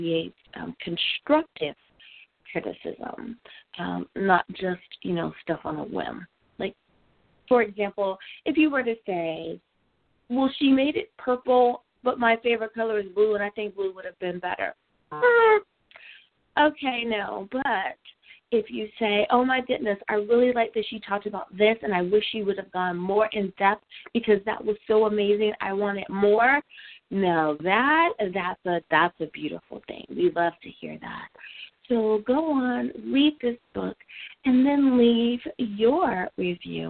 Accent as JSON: {"language": "English", "country": "United States", "said": "my home country of the USA"}